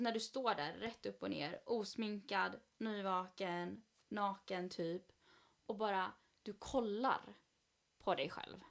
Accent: Sweden; jag är född i Sverige

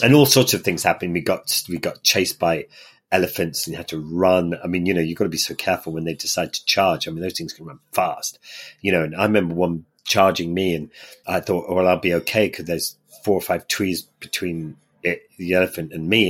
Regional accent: Ireland; in Ireland, where I grew up

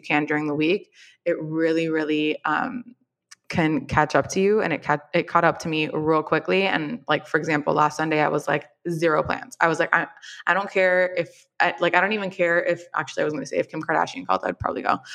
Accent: Miami, Florida, United States; moved away as an adult; also born or lived in New York; I am also from Miami. My family is here.

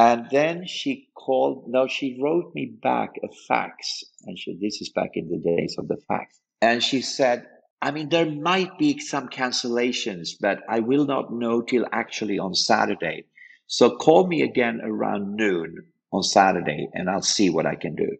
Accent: Sweden; we're from Sweden

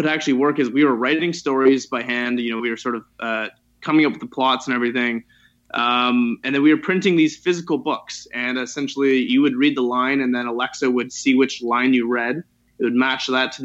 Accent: Toronto, Ontario, Canada; I was born and raised in Toronto

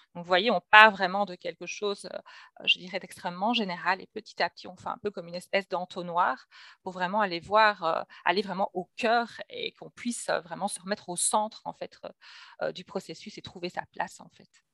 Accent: Belgium; je reçois donc en Belgique, hein, puisque je suis belge

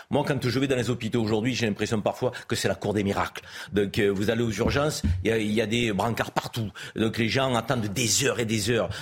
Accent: France; en tant que Français

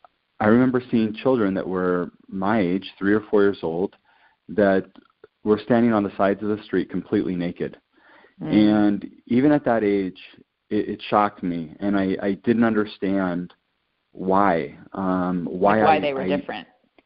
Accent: Quito, Pichincha, Ecuador; also born or lived in Latin America; I grew up in Latin America, and mm-hmm. I spent some of my childhood and early teenage years living in Ecuador. And Cotopaxi, this amazing volcano, kind of overlooks the city of Quito where I lived.

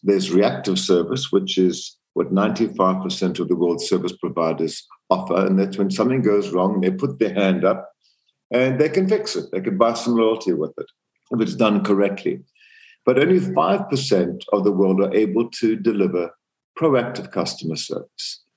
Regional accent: Zambia; born or raised there; moved away; also born or lived in South Africa

